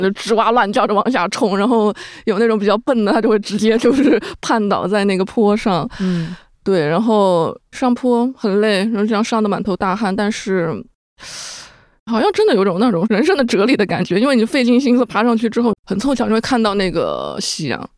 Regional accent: Yunnan, China; moved away as an adult; now in Beijing, China; 虽然我的家乡是云南

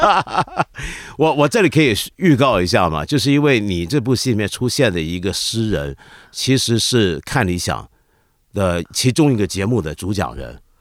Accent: Hong Kong; 我们香港人自己

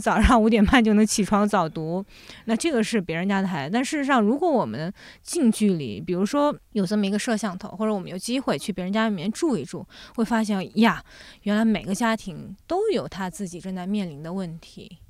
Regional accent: Jiangsu, China; also born or lived in Shanghai / France; now in Beijing, China; 后来我从上海跟着我父母又回到了我奶奶，爷爷奶奶家。我爷爷奶奶家其实就是在江苏的一个，呃，小村庄里面

